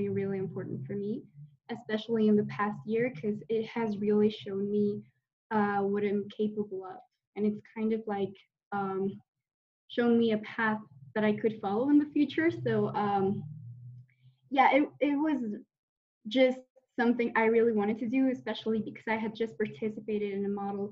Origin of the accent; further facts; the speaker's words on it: Mexico; I'm from Mexico